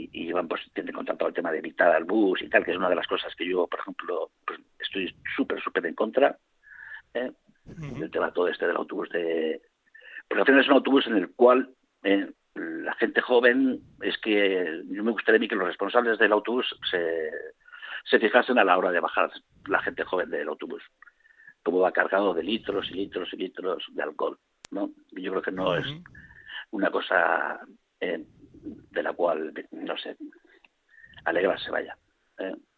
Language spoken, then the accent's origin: Spanish; Vitoria-Gasteiz, Basque Country, Spain; soy del barrio de Avechuco.